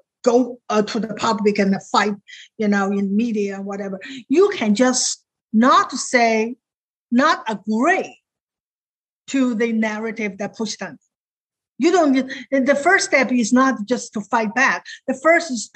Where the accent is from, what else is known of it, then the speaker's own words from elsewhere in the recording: China; English is a second language; moved away as an adult; now in Virginia, United States; when I grew up in China